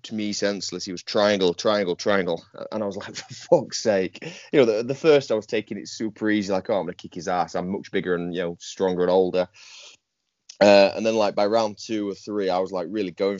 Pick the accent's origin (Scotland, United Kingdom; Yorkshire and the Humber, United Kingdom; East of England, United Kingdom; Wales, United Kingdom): Yorkshire and the Humber, United Kingdom; also born or lived in Goole; I'm a Yorkshireman through and through, hence the Instagram handle. I live in a place called Goole, which is in the north of England.